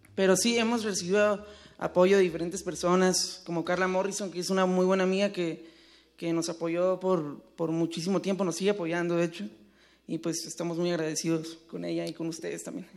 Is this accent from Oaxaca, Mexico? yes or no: no; Tijuana, Baja California, Mexico; Somos de Tijuana